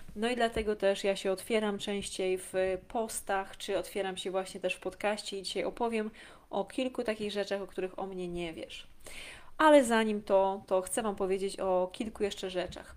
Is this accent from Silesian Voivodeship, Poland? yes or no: no; a small village in Lesser Poland, Poland; ja pochodzę z małej wsi w Małopolsce